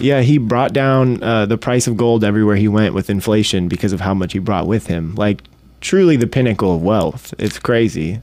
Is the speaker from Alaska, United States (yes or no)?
yes; Ketchikan, Alaska, United States; also born or lived in Detroit, Michigan; born and raised in Ketchikan. Been here almost my whole life.